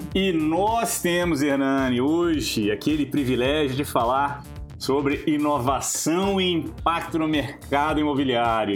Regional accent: Minas Gerais, Brazil; Eu sou, eu sou de Minas, é, minha cidade era ali encostada no Goiás

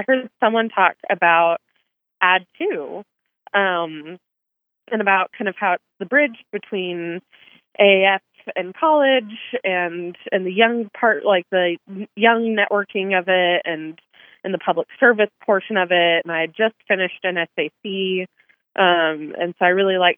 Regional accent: Lubbock, Texas, United States; now in Canyon, United States; I'm actually originally from Lubbock, so born and raised in Lubbock, Texas

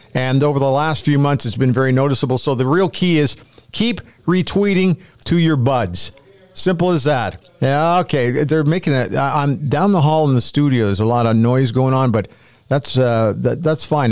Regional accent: Canada; I'm a Canadian

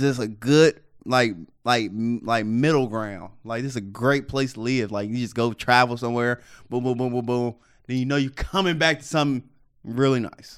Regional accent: Cincinnati, Ohio, United States; you know I'm from Cincinnati.

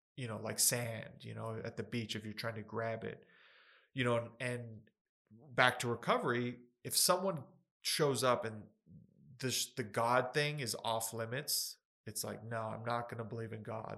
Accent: Ruidoso, New Mexico, United States; I was born in Ruidoso

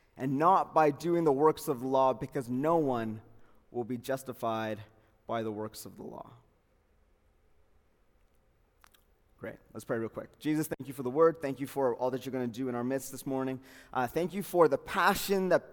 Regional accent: Calgary, Alberta, Canada; I was born in Calgary, Peter Lougheed Hospital, northeast of Calgary, born and raised, grew up there

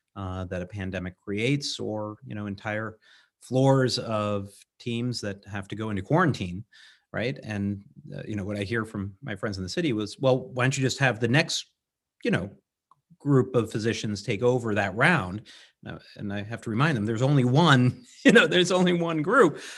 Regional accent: Vermont, United States; got elected to the legislature from my hometown

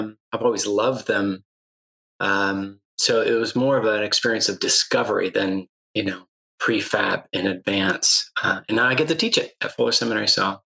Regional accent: Guatemala City, Guatemala Department, Guatemala; Well, I was raised in Guatemala City, be exact, missionary kid.

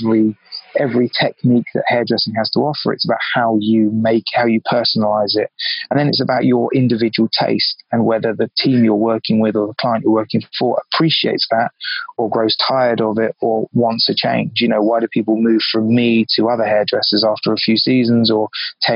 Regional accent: London, United Kingdom; moved away as an adult; also born or lived in Biarritz, France; now in New York, United States; I grew up in London. I cut my teeth in London. I'm from London.

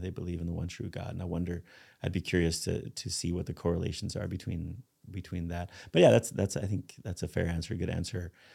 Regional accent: Spain; moved away; I grew up in Spain

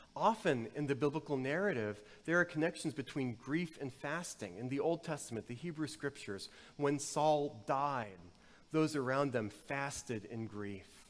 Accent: the South, United States; Growing up in the South, there was the kudzu epidemic

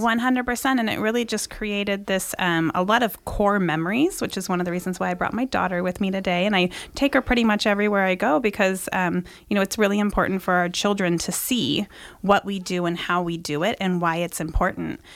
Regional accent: Granite Bay, California, United States; also born or lived in Bay Area, California; I grew up in, like, the Granite Bay, Loomis area, but originally born in the Bay Area

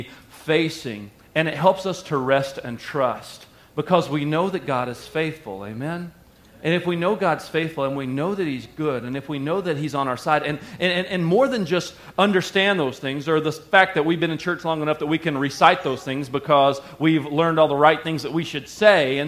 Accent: the South, United States; I grew up in the South and we used to sing a hymn

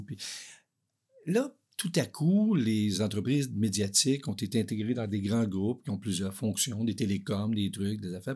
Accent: Maniwaki, Quebec, Canada; moved away; Je, je viens de, de l'Outaouais, puis euh, j'étais à Maniwaki.

